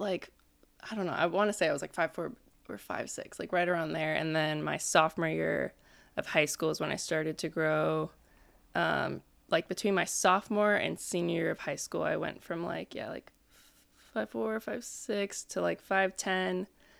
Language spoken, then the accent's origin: English; Hermosa Beach, California, United States; Born and raised in yeah. Hermosa